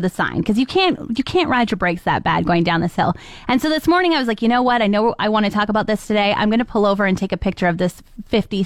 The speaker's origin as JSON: {"language": "English", "region": "Ontario", "country": "Canada", "said": "I'm from Ontario"}